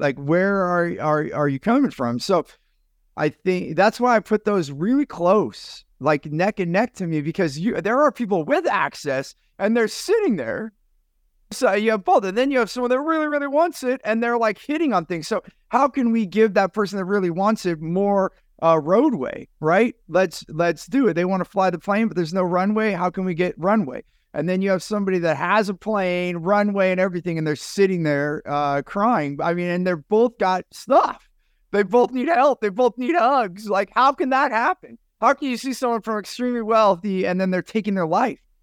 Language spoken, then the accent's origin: English; San Jose, California, United States; a Vietnamese young man that I, I grew up with in San Jose, California